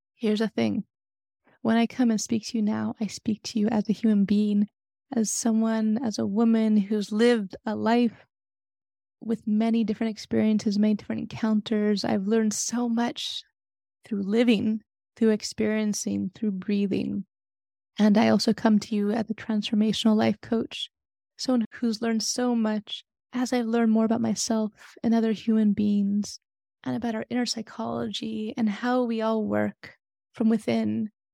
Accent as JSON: {"language": "English", "town": "San Francisco", "region": "California", "country": "United States", "tie": "born or raised there"}